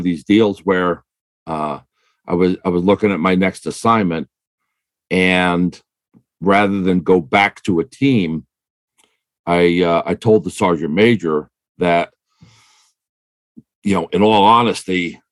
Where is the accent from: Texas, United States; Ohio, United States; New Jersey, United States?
New Jersey, United States; Waldwick; originally I'm from a little town in northern New Jersey